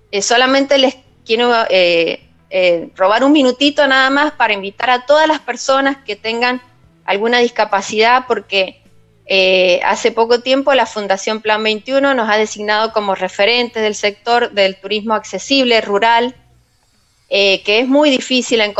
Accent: Pocito, San Juan, Argentina; si bien yo soy sanjuanina y he nacido en Posito

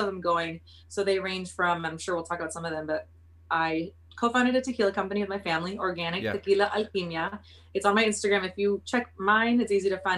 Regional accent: Oxnard, California, United States; moved away as an adult; I'm from Oxnard, California. Oxnard is about an hour and a half north of LA.

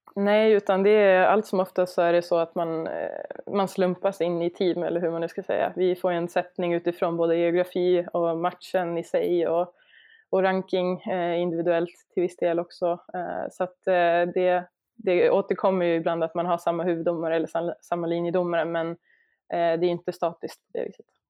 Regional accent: Sweden; jag som svensk

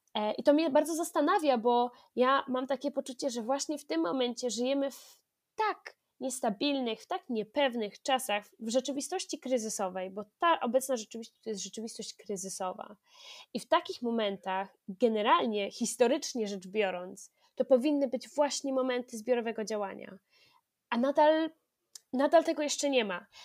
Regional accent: near Bydgoszcz, Kuyavian-Pomeranian Voivodeship, Poland; skąd pochodzę, spod Bydgoszczy

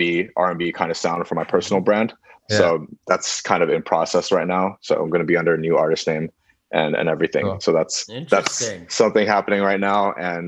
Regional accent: Beijing, China; moved away as an adult; now in United States; so I grew up in Beijing for most of my life. That's where I went to school and everything.

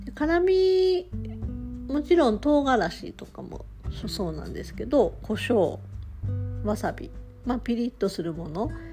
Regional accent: Tokushima, Japan; 私は徳島出身

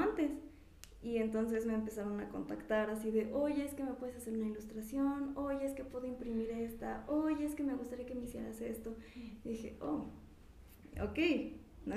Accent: Pachuca, Hidalgo, Mexico; soy de aquí de Pachuca

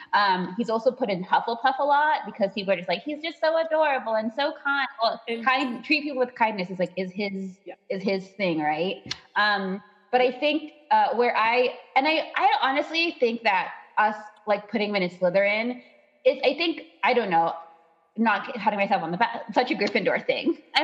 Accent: Ireland; I am from Ireland.

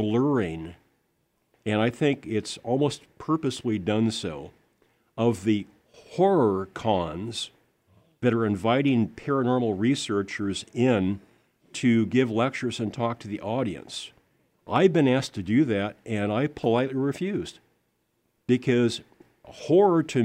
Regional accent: Lincoln, Nebraska, United States; I grew up in Lincoln, Nebraska

